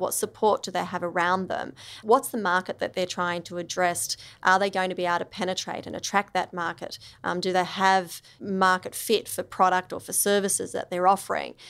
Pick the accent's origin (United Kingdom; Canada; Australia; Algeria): Australia; Canberra, Australian Capital Territory; I grew up in Canberra